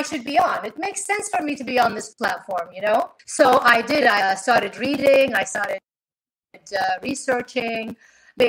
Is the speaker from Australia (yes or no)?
no; Kuwait; I am an artist from Kuwait